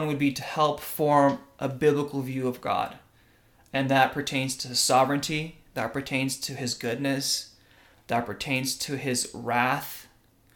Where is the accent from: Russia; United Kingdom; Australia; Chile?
Russia; now in United States; I was born in Russia.